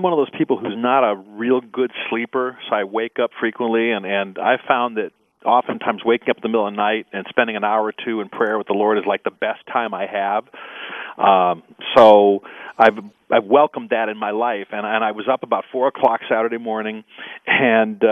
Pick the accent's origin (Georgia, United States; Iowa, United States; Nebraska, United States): Nebraska, United States; Omaha; I grew up in Omaha, Nebraska